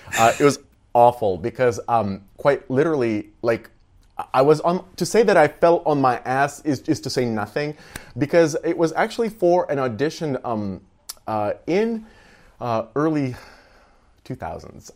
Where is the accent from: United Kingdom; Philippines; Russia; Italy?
Russia; moved away as an adult; also born or lived in Texas; now in United States; I, I grew up in Russia